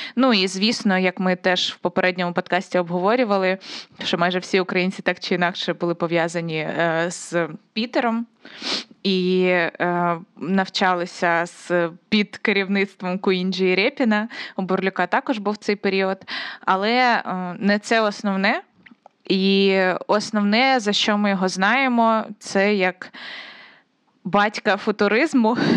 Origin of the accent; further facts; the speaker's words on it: Konotop, Sumy Oblast, Ukraine; Я просто з Конотопа, це Сумська область